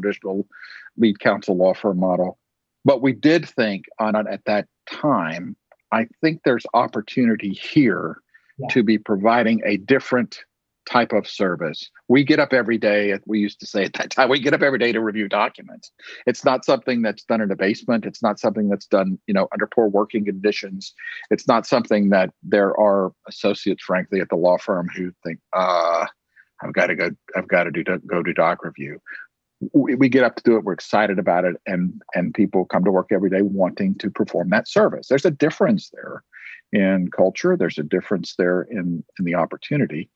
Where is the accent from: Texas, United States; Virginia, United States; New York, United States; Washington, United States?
Texas, United States; Tyler; here in my hometown of Tyler, Texas